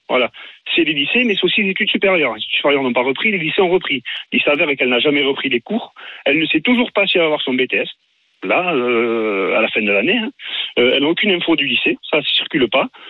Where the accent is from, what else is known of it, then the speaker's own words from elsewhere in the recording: Saint-Martin, Occitania, France; now in La Celle, France; J'appelle du Var, mais je suis originaire de Saint-Martin.